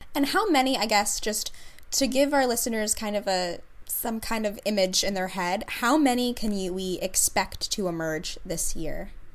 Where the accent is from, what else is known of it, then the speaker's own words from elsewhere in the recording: Princeton, New Jersey, United States; I grew up in Princeton